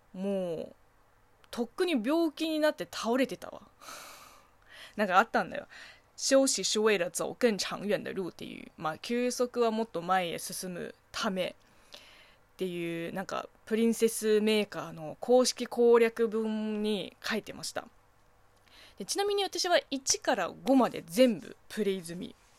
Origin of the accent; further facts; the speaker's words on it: Zhejiang, China; Japanese is a second language; now in Japan; 私の地元あの浙江省は南の方なんで